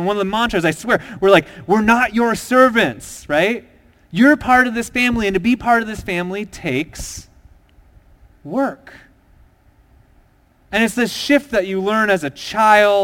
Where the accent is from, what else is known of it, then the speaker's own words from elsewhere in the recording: Minnesota, United States; I grew up in a small town in Minnesota